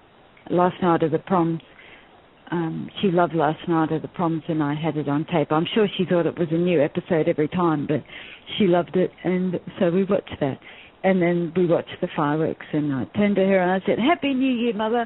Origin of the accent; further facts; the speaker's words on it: Australia; we're Australian